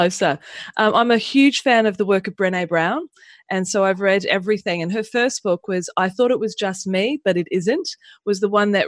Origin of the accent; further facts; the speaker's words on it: Pukekohe, Auckland, New Zealand; moved away as an adult; also born or lived in Mangere, New Zealand; now in Australia; I was born in New Zealand, in just south of Auckland, in a place called Mangere, and I grew up on a farm in Pukekohe.